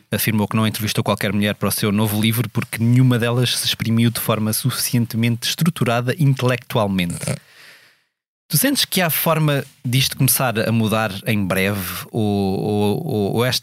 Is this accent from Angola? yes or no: no; Coimbra, Centro, Portugal; born or raised there; moved away as an adult; also born or lived in Mozambique